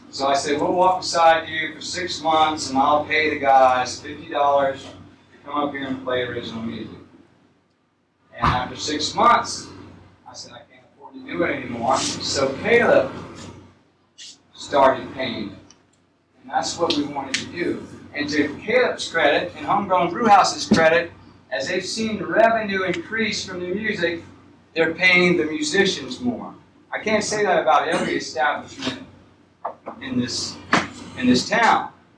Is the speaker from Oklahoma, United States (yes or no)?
no; Summerville, South Carolina, United States; I was born here. I was born across from McDonald's, and about a half mile from there.